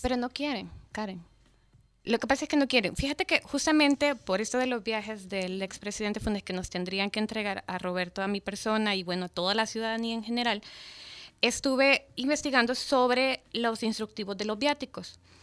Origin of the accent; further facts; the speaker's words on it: El Salvador; como salvadoreño